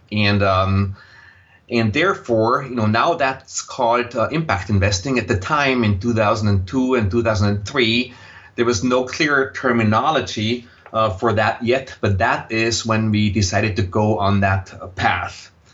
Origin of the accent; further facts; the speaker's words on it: Austria; accent: Austrian, German; English is a second language; moved away as an adult; also born or lived in Vienna; now in United States; you will detect a slight accent in my voice, and that accent is Austrian, uh, German. So I grew up in Austria